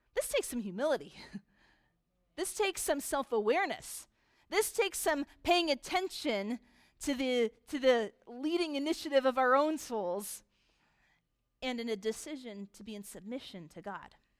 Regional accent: United States; most of us here are very American. We are American consumers

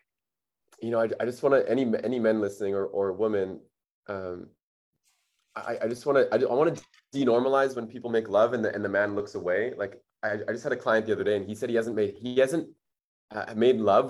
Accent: Winnipeg, Manitoba, Canada; now in Bali, Indonesia; I was raised in Winnipeg. It's like the third coldest city in the world

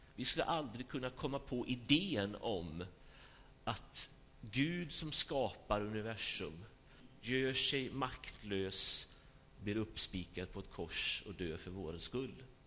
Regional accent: Sweden; vi är ju liksom marinerade i det här sättet att tänka som, som svenskar

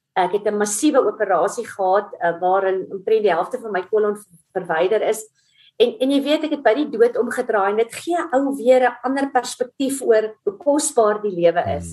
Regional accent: Middelburg, Mpumalanga, South Africa; So ek is 'n Middelburg kind. Ek het in Platteland groot geword, Middelburg Hoërskool gematrikuleer.

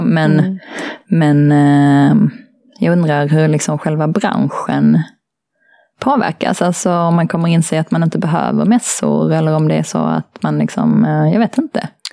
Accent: Malmö, Skåne, Sweden; Jag är uppvuxen i Malmö

